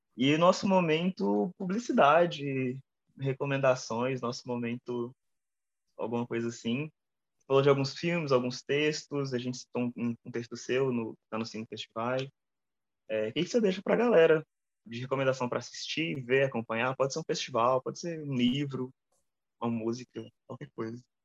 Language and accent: Portuguese; Brazil; eu sou brasileiro